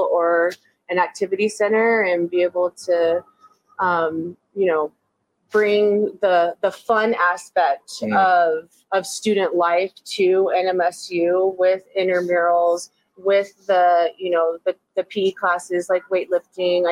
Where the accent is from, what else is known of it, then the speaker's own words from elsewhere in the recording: Las Cruces, New Mexico, United States; Born and raised. Still a stone throw from actually the house that I was born in.